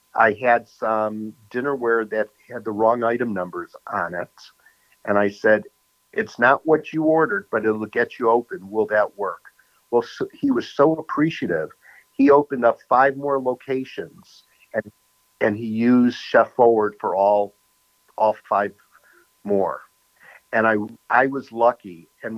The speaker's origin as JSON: {"language": "English", "town": "New York City", "region": "New York", "country": "United States", "also_born_or_lived": "Arizona", "moved": "yes", "lives_now": "Wisconsin, United States", "said": "From New York City"}